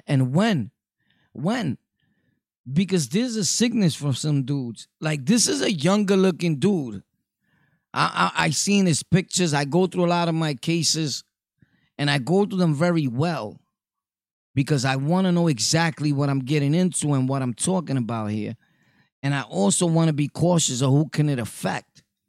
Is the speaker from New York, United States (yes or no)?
yes; Brooklyn, New York, United States; You know, we're from Brooklyn over here.